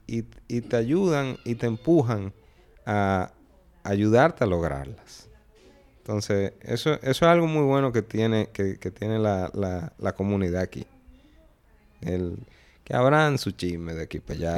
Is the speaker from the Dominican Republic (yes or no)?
yes; Dominican Republic; fui soy el único dominicano de la historia